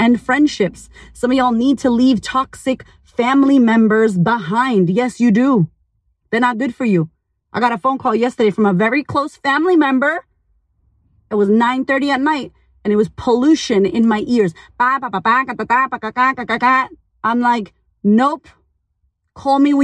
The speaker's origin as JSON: {"language": "English", "country": "United States", "moved": "yes", "lives_now": "Australia", "said": "I live in Australia, but I'm American as fuck"}